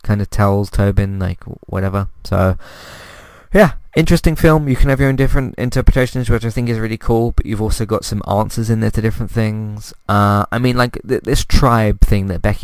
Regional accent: United Kingdom; as a British person

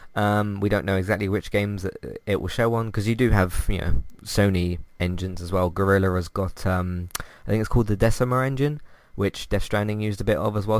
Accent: London, United Kingdom; I just say London

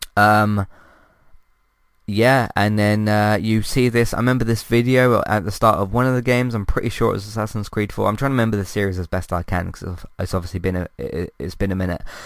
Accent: London, United Kingdom; I'm from London

